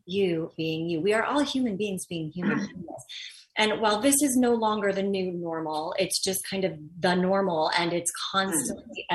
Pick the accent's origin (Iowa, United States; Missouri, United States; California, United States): California, United States; Los Angeles; I grew up in Los Angeles in the industry